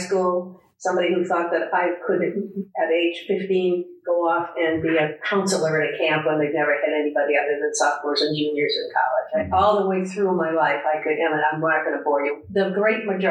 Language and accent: English; Milton, Massachusetts, United States; moved away as an adult; now in Omaha, United States; I came from Boston. I grew up in Milton, Massachusetts